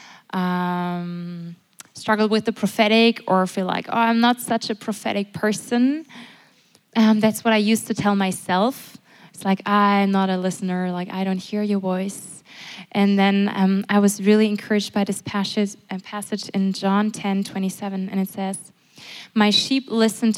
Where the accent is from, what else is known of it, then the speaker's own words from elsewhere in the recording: Germany; I'm from Germany